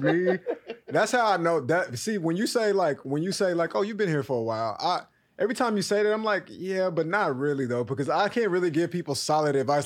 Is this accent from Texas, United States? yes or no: yes; Texas, United States; now in New York City, United States; I'm from Texas